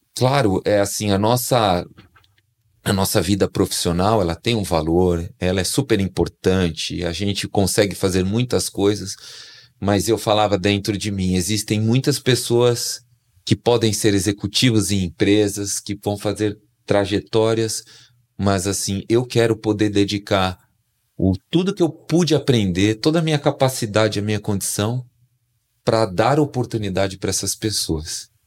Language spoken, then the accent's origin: Portuguese; São Paulo, Brazil; Sou natural aqui de São Paulo, capital